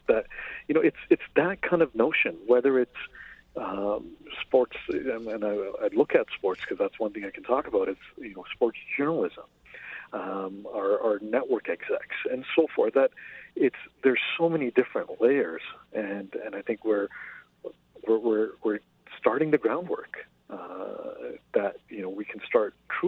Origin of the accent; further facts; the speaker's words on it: Toronto, Ontario, Canada; I grew up in Jane and Finch in Toronto